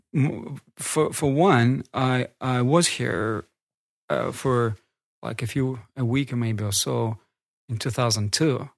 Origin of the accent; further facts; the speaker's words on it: Northern Kazakhstan, Kazakhstan; English is a second language; also born or lived in Siberia; now in North Caucasus, Russia; I grew up in Kazakhstan